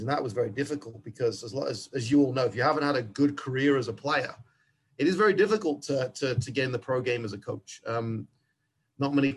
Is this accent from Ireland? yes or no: no; England, United Kingdom; accent: English; now in United States; like most kids growing up in England, I did want to be a pro